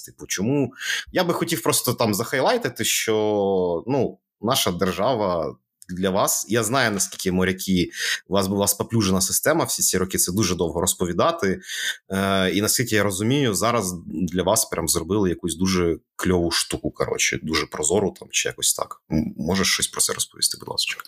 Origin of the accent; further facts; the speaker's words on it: Kherson, Kherson Oblast, Ukraine; now in Kyiv, Ukraine; в нашому рідному місті